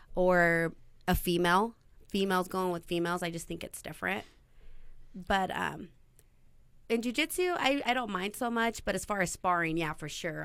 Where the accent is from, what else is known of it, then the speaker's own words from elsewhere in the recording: Burley, Idaho, United States; also born or lived in Twin Falls, Idaho; I was born and raised in Burley, Idaho.